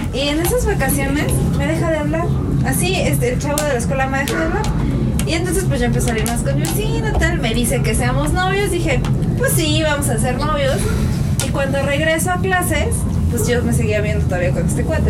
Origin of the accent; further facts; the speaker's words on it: Mexico; Nosotros como mexicanos